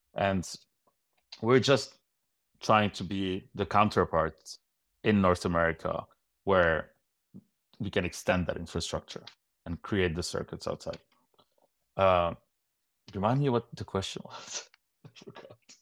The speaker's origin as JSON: {"language": "English", "country": "Lebanon", "tie": "born or raised there", "moved": "as an adult", "lives_now": "Montreal, Canada", "said": "growing up in Lebanon"}